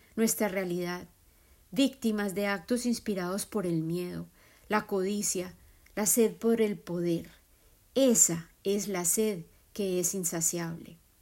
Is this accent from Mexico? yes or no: no; Colombia; moved away; Colombia, mi tierra de origen